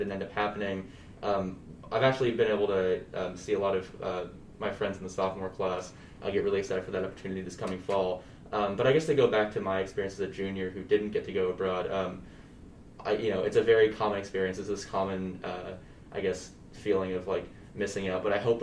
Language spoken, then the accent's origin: English; Dallas, Texas, United States; moved away as an adult; now in Notre Dame, United States; I'm originally from Dallas, Texas